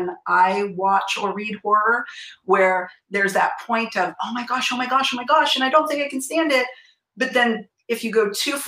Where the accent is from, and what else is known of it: San Francisco Bay Area, California, United States; born or raised there